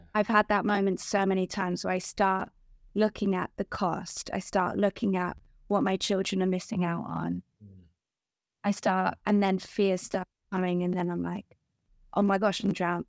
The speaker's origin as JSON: {"language": "English", "country": "Guernsey", "moved": "as an adult", "lives_now": "England", "said": "I'm from Guernsey, which is, like, the most beautiful island in the world"}